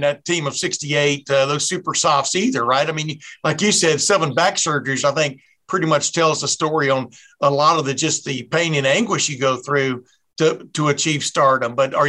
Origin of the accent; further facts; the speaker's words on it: Texas, United States; moved away; I was growing up in Texas when you were in 68